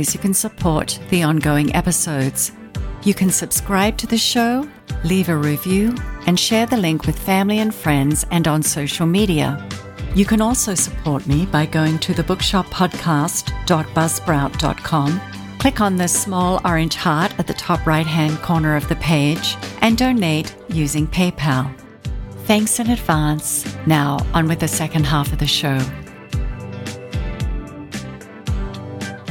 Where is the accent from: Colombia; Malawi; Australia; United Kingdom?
Australia; now in United States; I'm Australian